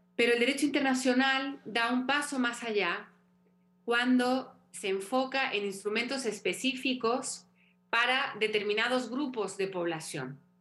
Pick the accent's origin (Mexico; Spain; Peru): Mexico; moved away